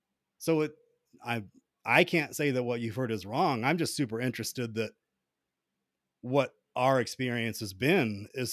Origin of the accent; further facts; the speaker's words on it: Atlanta, Georgia, United States; I grew up in Atlanta. You don't know anything about Atlanta unless you've been there.